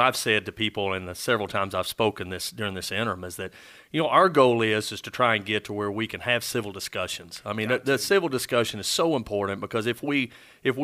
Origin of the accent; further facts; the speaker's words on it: Southwest Oklahoma, United States; I'm growing up in Southwest Oklahoma, I'm surrounded by the people of Southwest Oklahoma.